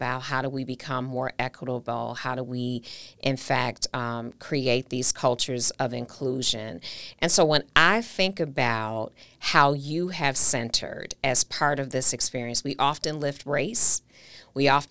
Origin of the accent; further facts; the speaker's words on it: Milwaukee, Wisconsin, United States; my hometown